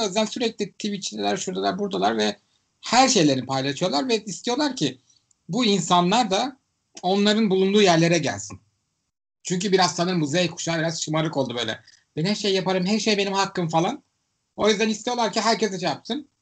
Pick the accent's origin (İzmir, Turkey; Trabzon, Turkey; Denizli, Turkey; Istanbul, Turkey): Istanbul, Turkey; Ben İstanbullu olarak